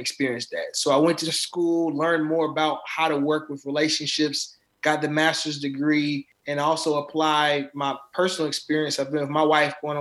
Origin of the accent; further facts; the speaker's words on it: Charlotte, North Carolina, United States; I'm currently out of Charlotte, North Carolina